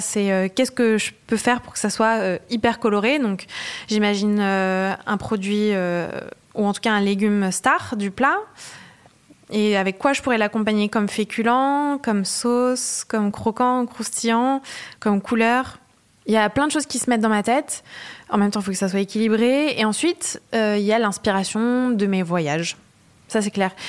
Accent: Le Havre, Normandy, France; now in Paris, France; Je viens d'une ville euh, de Normandie, comme tu disais, qui s'appelle Le Havre

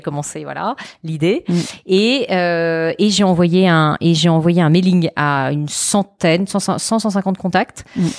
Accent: a small village 30 km from Avignon, Provence-Alpes-Côte d'Azur, France; moved away as an adult; also born or lived in Lyon; now in Paris, France; j'ai vécu donc pareil 11 ans euh, dans le sud de la France, euh, dans un tout petit village qui est euh, euh, à 30 km d'Avignon

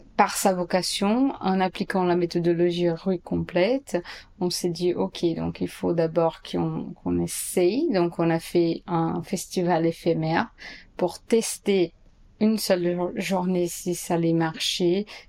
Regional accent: São Paulo, Brazil; French is a second language; moved away as an adult; also born or lived in New York, United States; now in Paris, France; je suis brésilienne, blanche, des classes moyennes et je viens de Sao Paulo

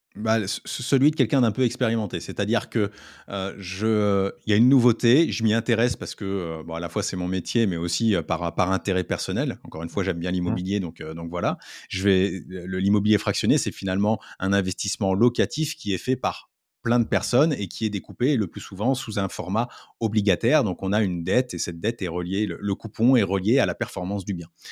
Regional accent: France; en tant que Français

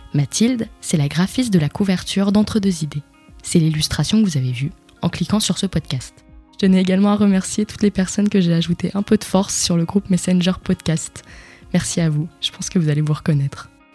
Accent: Le Mans, Pays de la Loire, France; now in Paris, France; Je suis née au Mans, dans le département de la Sarthe, et de parents d'origine syrienne

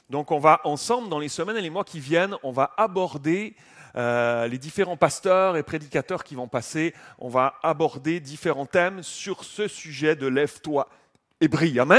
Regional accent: Switzerland; Je ne connais pas Paris, je ne suis, pas, pas français, je suis suisse.

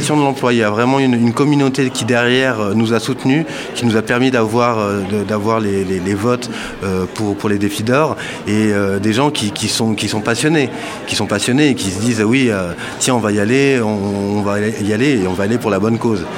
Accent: Paris, Île-de-France, France; je suis parisien

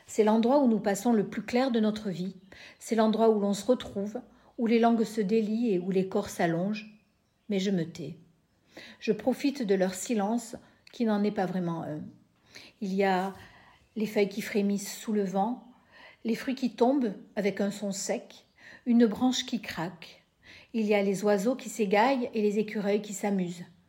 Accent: Lot-et-Garonne, Nouvelle-Aquitaine, France; now in Bayonne, France; je suis née dans le Lot-et-Garonne, je vis à Bayonne

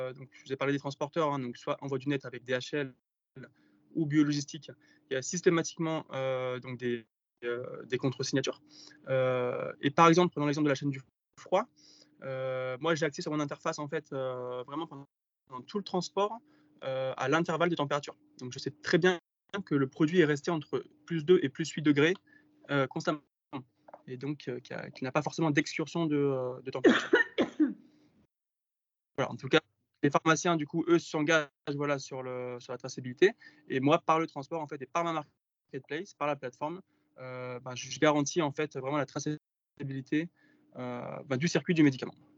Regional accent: Var, Provence-Alpes-Côte d'Azur, France; also born or lived in Marseille; je suis originaire du Var et j'habite dans les Alpes-Maritimes

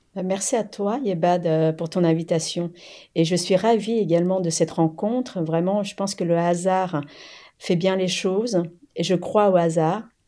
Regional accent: France; French is a second language; also born or lived in Cambodia / Thailand; je suis arrivée à l'âge de 7 ans en France et euh, avant cela donc je, je suis née au Cambodge et j'ai vécu dans les camps de réfugiés en Thaïlande

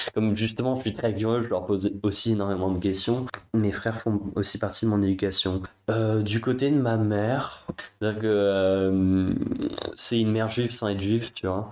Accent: Paris, Île-de-France, France; Je viens du, de Paris, 5e, donc euh, dans un milieu plutôt bourgeois

